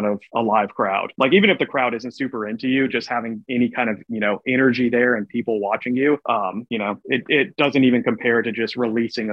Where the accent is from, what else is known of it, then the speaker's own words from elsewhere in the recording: Medford, Oregon, United States; we're from Medford, Oregon, which is about 4 hours south from Portland